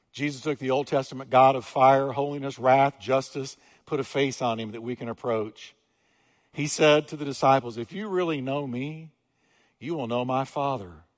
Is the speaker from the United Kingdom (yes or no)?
no; New York, United States; I'm from New York, don't hold it against me. I'm from New York